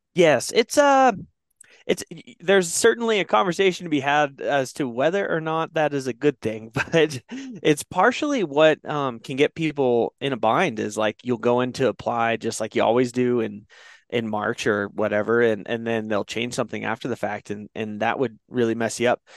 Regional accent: Oregon, United States; now in Wyoming, United States; I grew up in Oregon

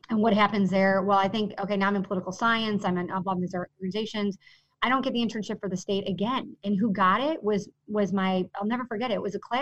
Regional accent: Villa Park, Illinois, United States; I grew up in Villa Park, and which is it's a great community

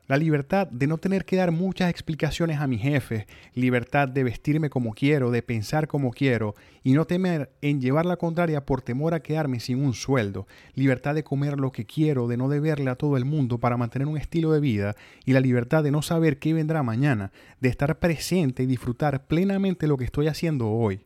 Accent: Venezuela; moved away as an adult; also born or lived in Mexico; now in United States; salí de Venezuela buscando vivir libremente

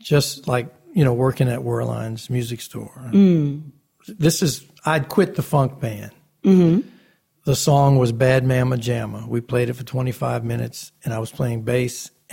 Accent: New Orleans, Louisiana, United States; Growing up in New Orleans

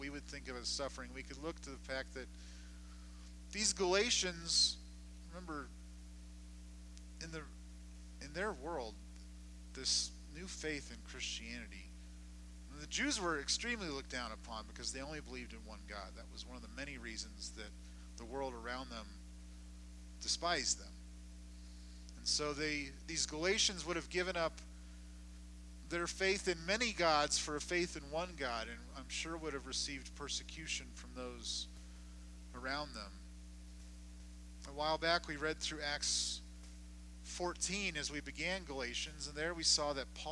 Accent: Southern California, United States; where I grew up in Southern California

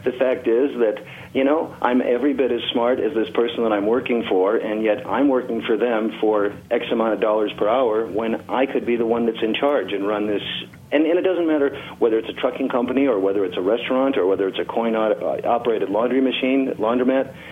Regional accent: Chicago, Illinois, United States; moved away as an adult; also born or lived in Tennessee / Colorado; now in Sierra Vista, United States; I grew up in Chicago

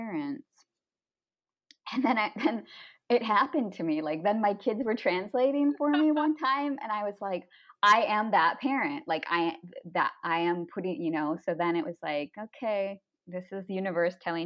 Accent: United States; moved away; being American

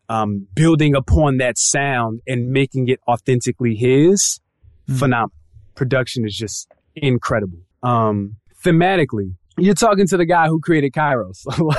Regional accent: West Coast, United States; also born or lived in California / Hawaii / Colorado; I was raised on the West Coast. So I spent much of my years in California, Hawaii, even Colorado.

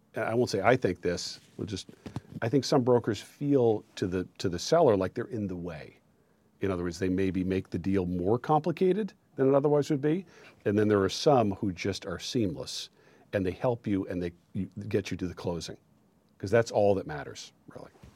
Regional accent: Maine, United States; moved away as an adult; also born or lived in New York City; I'm from Maine originally. My family's from Aroostook County

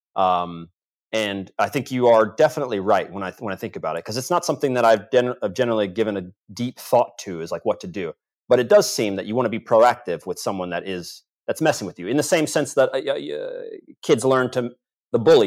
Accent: United States; as an American

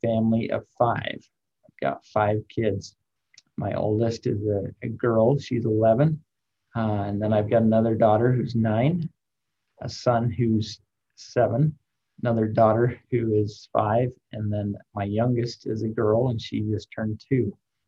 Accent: Logan, Utah, United States; moved away as an adult; now in Rexburg, United States; I lived in and grew up in Logan, cheered for the Aggies growing up

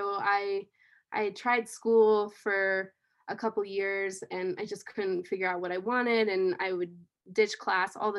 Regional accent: Rifle, Colorado, United States; I grew up around the Colorado River. It flowed right through my hometown, which was Rifle, in Colorado

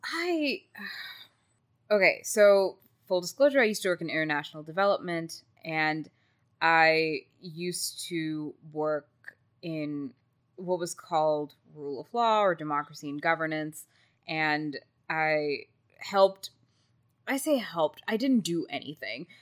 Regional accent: Texas, United States; I was from Texas

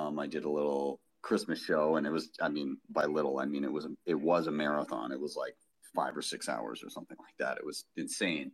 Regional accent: Canada; I'm Canadian

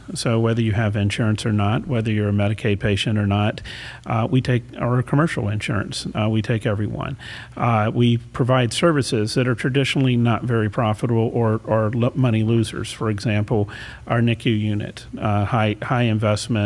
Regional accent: Baton Rouge, Louisiana, United States; also born or lived in Houston, Texas; now in Sarasota, United States; It was in Baton Rouge, Louisiana, which is also the capital of Louisiana

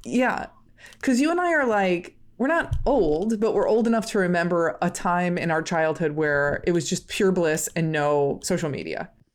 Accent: Midwest, United States; We're both from the Midwest

